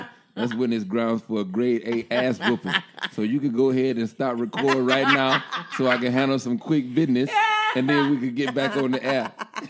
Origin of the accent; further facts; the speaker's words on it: Tallahassee, Florida, Houston and Austin, Texas, the South, United States; accent: Southern; moved away as an adult; also born or lived in Jackson, Mississippi; now in New York, United States; I was born in Jackson, Mississippi and raised between Tallahassee, Florida and Houston and Austin, Texas.